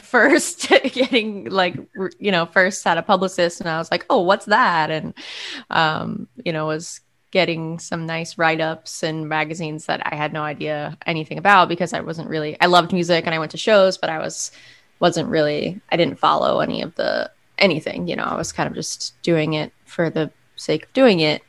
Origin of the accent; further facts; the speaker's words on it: Monument, Colorado, United States; moved away as an adult; also born or lived in New York City; now in Philadelphia, United States; I grew up in Monument, Colorado, which is a small town about 50 miles south of Denver.